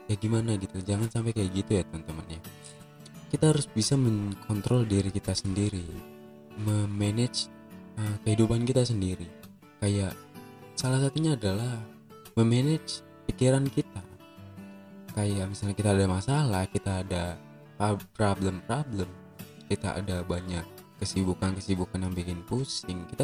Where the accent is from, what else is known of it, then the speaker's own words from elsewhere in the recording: Aceh, Indonesia; Sekarang tuh yang di kampung aku tuh yang di Aceh itu lagi gencar-gencarnya corona guys.